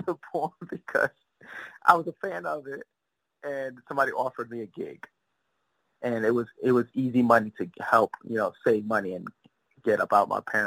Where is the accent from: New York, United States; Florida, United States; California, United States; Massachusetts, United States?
New York, United States; New York City; I was born in Bed-Stuy, Brooklyn, 1980